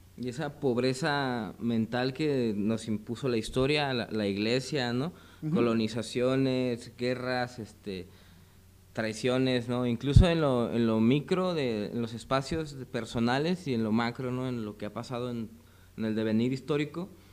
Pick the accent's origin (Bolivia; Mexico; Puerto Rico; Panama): Mexico; como mexicanos